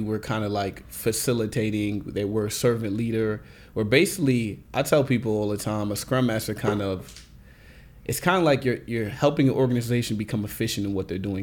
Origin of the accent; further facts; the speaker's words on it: Nigeria; I'm Nigerian